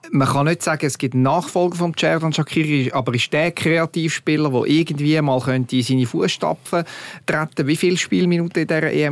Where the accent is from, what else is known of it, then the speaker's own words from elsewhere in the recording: Switzerland; wir sind uns doch gewöhnt als Schweizer Nazi über Jahre